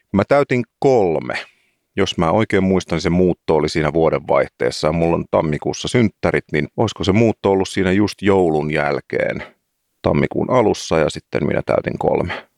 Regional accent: Helsinki, Uusimaa, Finland; olen siis paljasjalkainen helsinkiläinen.

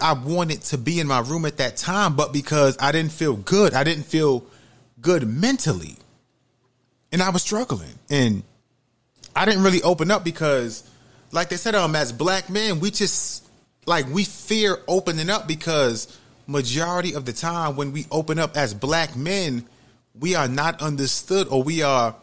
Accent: New York City, New York, United States; now in Georgia, United States; I'm from New York City

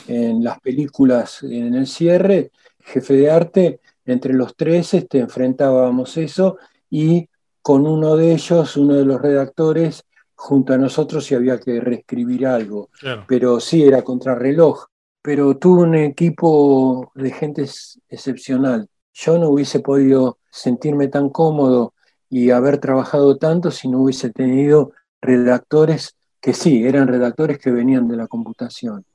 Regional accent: Argentina; also born or lived in Albany, New York, United States

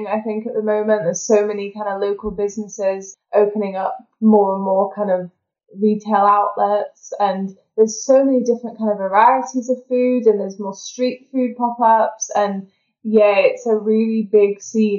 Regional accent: Yorkshire and the Humber, United Kingdom; moved away as an adult; also born or lived in Birmingham; now in Edinburgh, United Kingdom; But originally I'm from Yorkshire. But a lot of people don't know this. I was actually born in Birmingham. So I'm not even solely from Yorkshire. I'm a Brummie. But then my parents moved to Yorkshire and I spent most of my life there as a child growing up.

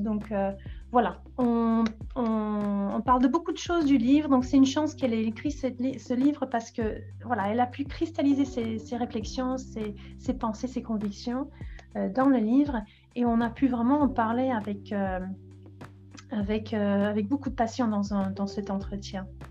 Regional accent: England, United Kingdom; French is a second language; now in Paris, France; je suis anglaise

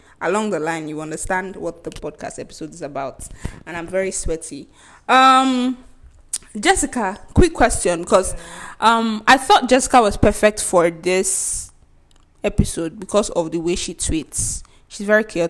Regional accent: Nigeria; as a Nigerian

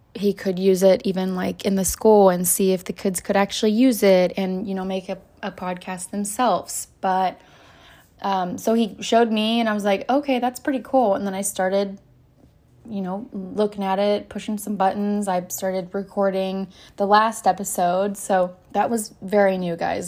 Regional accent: Oklahoma, United States; moved away; I'm originally from Oklahoma, where I have a lot of family

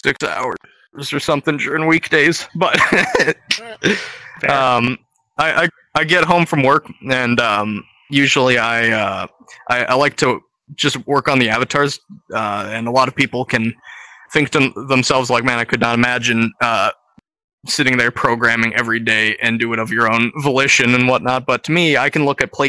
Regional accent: Canada; I'm Canadian

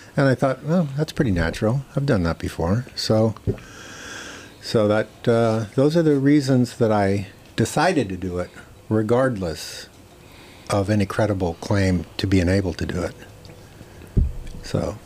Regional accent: McKinney, Texas, United States; I'm from McKinney

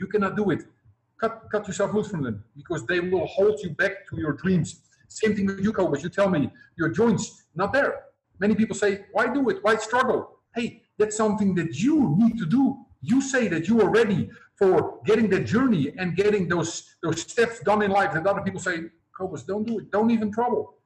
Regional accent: Netherlands; now in Cambodia; I come from Holland, but I'm now living in Cambodia.

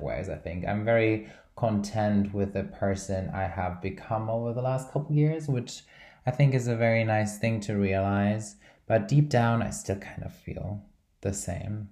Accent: Brazil; I'm from Brazil

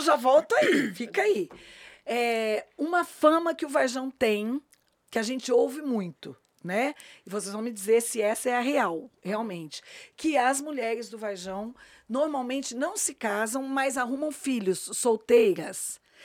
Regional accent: São Paulo, Brazil; eu sou paulista

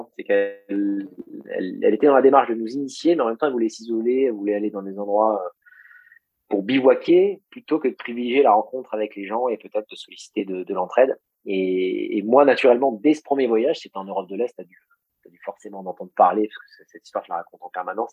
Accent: Beauce, Centre-Val de Loire, France; j'ai grandi en Beauce

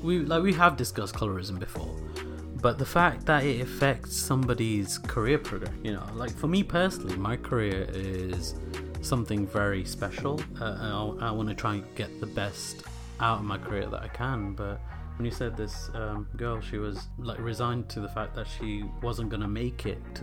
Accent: United Kingdom; It may not have been firsthand, but how shocking it was for us. Especially growing up in Britain.

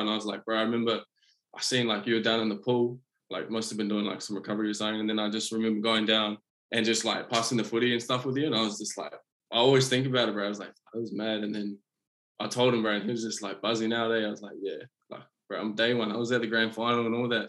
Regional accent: Auckland, New Zealand; also born or lived in Coromandel, New Zealand; now in Queensland, Australia; I was born in Auckland, um, but I moved um, up to the Coromandel when I was about, oh, I think it might have been maybe like six or seven

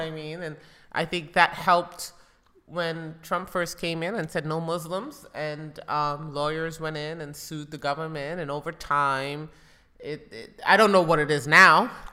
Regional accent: United States; growing up in America

